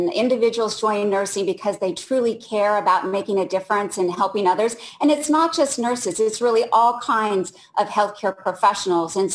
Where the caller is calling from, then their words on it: Orlando, Florida, United States; calling from Orlando.